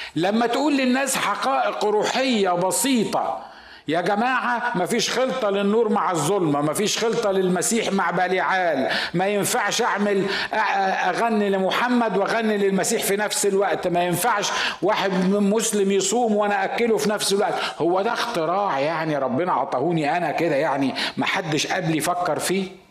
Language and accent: Arabic; Asyut, Asyut Governorate, Egypt; أنا صعيدي من مدينة اسمها أسيوط